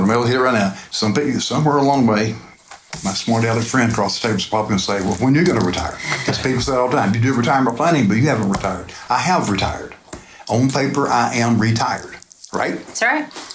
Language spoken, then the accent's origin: English; Phoenix Springs area, Florida, United States; where I grew up over in the Phoenix Springs area